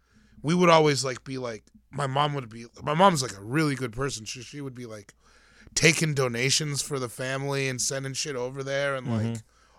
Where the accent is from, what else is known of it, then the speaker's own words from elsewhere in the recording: Eastern Province, Sierra Leone; Yeah, I'm from Kono District in Sierra Leone.